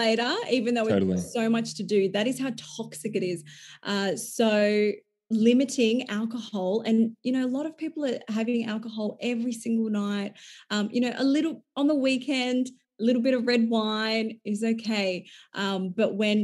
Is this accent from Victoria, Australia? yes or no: yes; Melbourne, Victoria, Australia; growing up in Melbourne, there's a lot of fast food and drinking culture